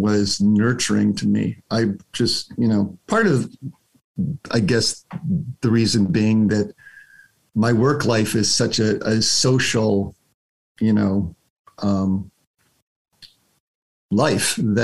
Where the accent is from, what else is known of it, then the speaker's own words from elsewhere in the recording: United States; as an American